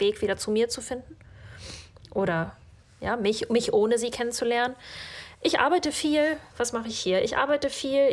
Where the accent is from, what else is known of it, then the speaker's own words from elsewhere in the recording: Northern Germany, Germany; moved away as an adult; also born or lived in Kazakhstan; now in Norway; Da, wo ich aufgewachsen bin in Norddeutschland, ist irgendwie alles so eine graue Masse